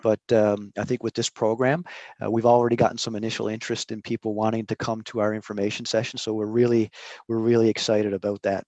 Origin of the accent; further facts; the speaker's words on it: Newfoundland and Labrador, Canada; now in Prince Edward Island, Canada; I'm living in Prince Edward Island, been here for 20 21 years, uh, but I was born and raised in Newfoundland.